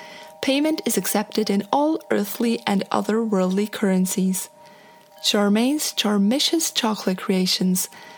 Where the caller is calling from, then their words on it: Portland, Oregon, United States; from Portland, Oregon, USA.